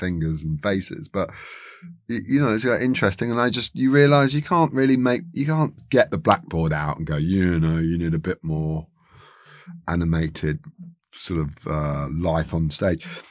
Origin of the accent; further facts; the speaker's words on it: London, United Kingdom; I'm from Chiswick